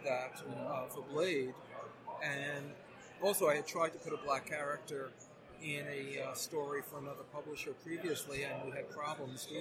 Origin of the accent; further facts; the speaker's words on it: New York, United States; I grew up in New York